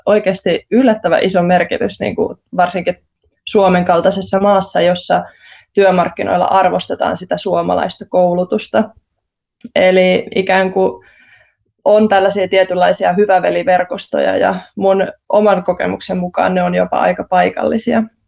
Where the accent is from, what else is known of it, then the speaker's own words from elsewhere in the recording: Central Finland, Finland; mä itse olen Keski-Suomesta